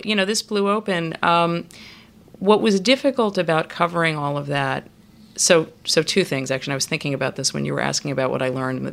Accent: New York, United States; growing up in New York, which is where I grew up.

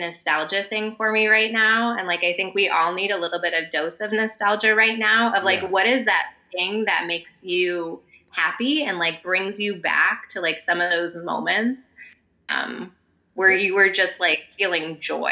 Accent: Midwest, United States; moved away as an adult; also born or lived in Seattle; I was from the Midwest originally, where everybody is friendly and smiles and talks to you.

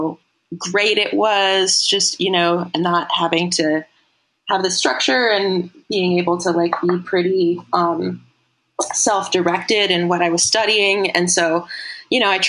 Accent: Portland, Oregon, United States; I grew up in Portland, Oregon as like an unschooler

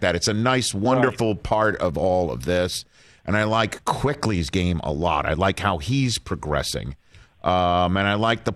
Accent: New York City, New York, United States; moved away; also born or lived in Staten Island, New York; as a Brooklyn native and Staten Island longtime resident

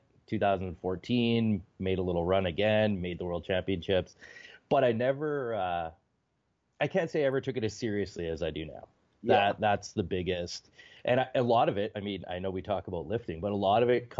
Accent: Ontario, Canada; I mean, I'm not originally from Southern Ontario. I'm from like northwestern, 6 hours north of Minneapolis.

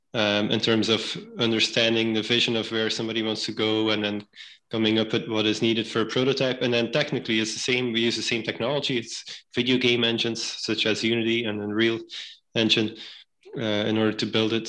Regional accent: Belgium; moved away as an adult; now in New Haven, United States; I was born and raised in Belgium

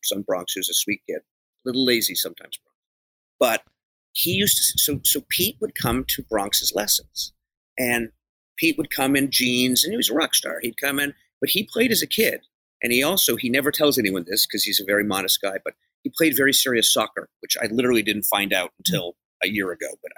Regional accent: Canada; now in Los Angeles, United States; I'm from Canada originally

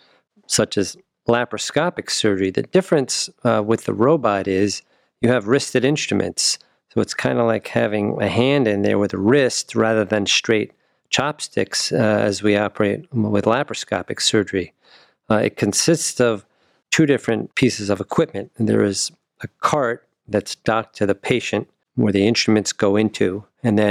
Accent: New Jersey, United States; moved away as an adult; also born or lived in New York / Wisconsin / St. Louis / Cincinnati; now in Cleveland, United States; I was born in New York, grew up in New Jersey

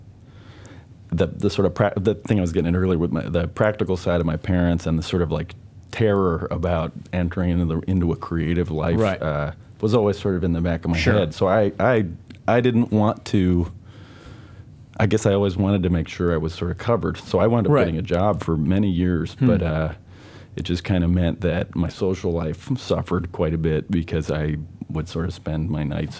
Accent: New York City, New York, United States; I grew up on the Upper West Side, which my parents moved to in the 70s

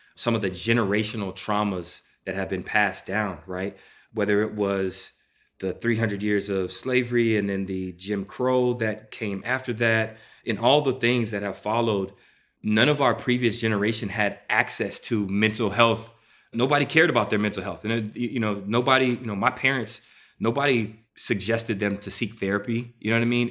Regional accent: Houston, Texas, United States; I'm from Houston, Texas

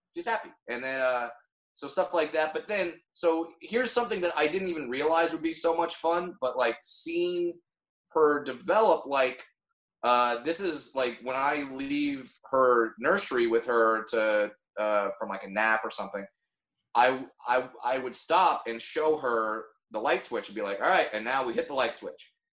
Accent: Orange County, California, United States; I grew up in Orange County, California

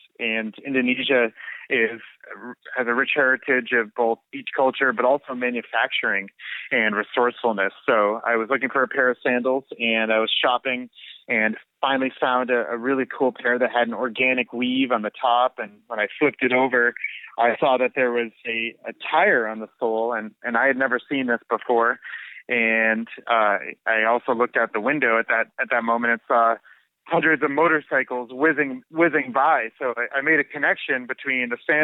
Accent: United States; also born or lived in San Francisco; doing business as an American in Bali

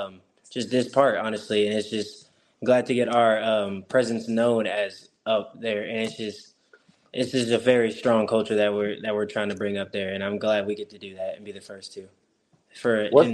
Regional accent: Arkansas, United States; especially growing up in Arkansas.

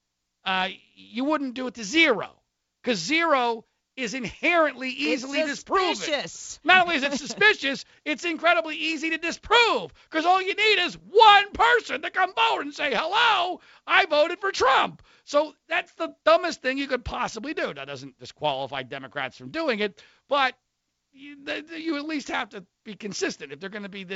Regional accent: Philadelphia suburbs, Pennsylvania, United States; I grew up in the Philadelphia suburbs

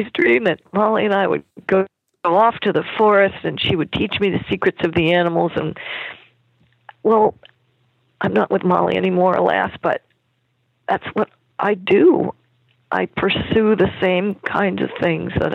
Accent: Germany; I was born in Germany

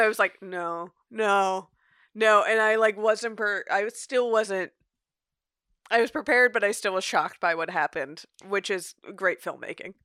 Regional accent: United States; as an American viewer

